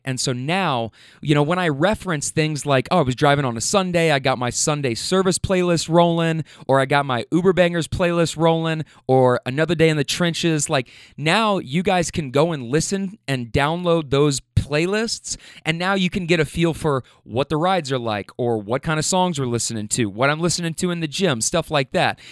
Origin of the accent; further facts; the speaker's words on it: Louisville, Kentucky, United States; I rep Louisville, Kentucky